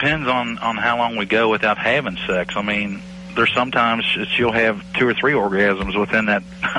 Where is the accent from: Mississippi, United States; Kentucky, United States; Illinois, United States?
Kentucky, United States; I'm from Kentucky.